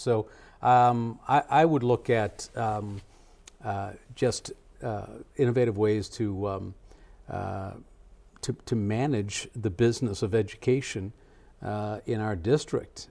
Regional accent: Madison, Wisconsin, United States; moved away; also born or lived in Connecticut; I decided to move back to my hometown here in Madison, um, from Connecticut.

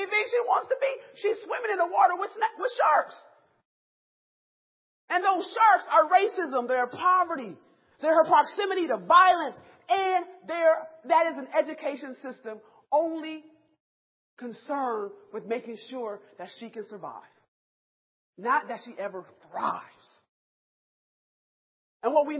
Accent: Rochester, New York, United States; I'm from Rochester, New York, upstate New York, where it's cold

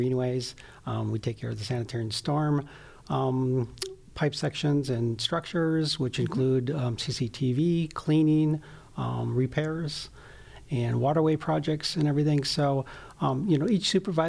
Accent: Mount Horeb, Wisconsin, United States; I was born and raised on a dairy farm south of Mount Horb

